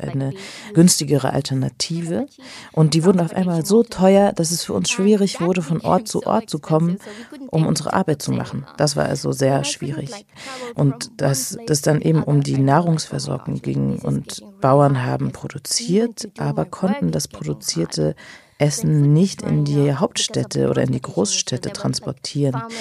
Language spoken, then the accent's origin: German; Sri Lanka; German is a second language; Es ist witzig, dass alle denken, dass ich Inderin bin und dann muss ich den Leuten erklären, ich komme aus Sri Lanka.